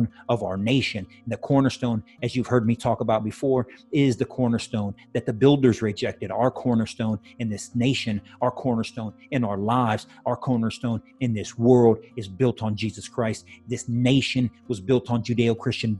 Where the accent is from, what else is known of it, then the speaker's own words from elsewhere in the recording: United States; I'm an American citizen